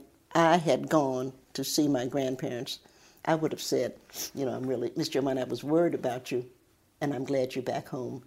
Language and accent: English; Cincinnati, Ohio, United States; moved away as an adult; also born or lived in Knoxville, Tennessee / Lincoln Heights, Ohio / Appalachia; now in Virginia, United States; But when Mommy delivered me, we moved, after that, we moved to Cincinnati